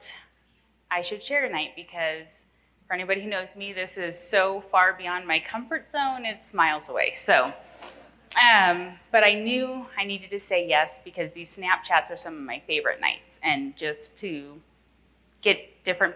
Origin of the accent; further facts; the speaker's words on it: Nappanee, Indiana, United States; moved away; I'm from Napanee, Indiana, born and raised in the cornfields